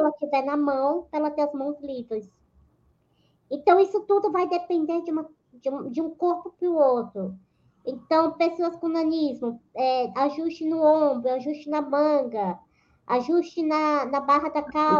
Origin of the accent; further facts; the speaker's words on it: Aracaju, Sergipe, Brazil; moved away as an adult; now in São Paulo, Brazil; eu moro em São Paulo desde 2008. Na realidade, eu sou natural de Aracaju, Sergipe